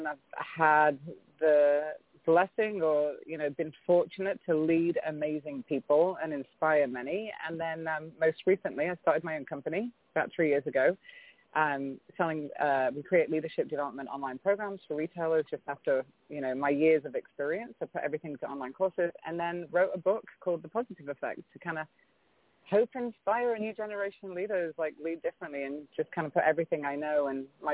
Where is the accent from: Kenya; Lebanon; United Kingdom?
United Kingdom; England; now in San Diego, United States; I was born in England, raised in the UK by two American parents